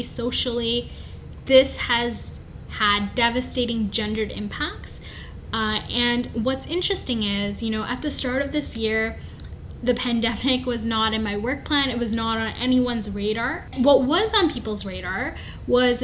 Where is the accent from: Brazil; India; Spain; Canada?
Canada; Toronto, Ontario; I did my master's in public health at the University of Toronto, so really, you know, grounded in my hometown